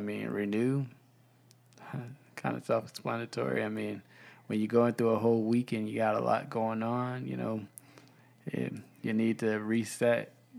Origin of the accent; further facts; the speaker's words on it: North Carolina, United States; I'm from North Carolina.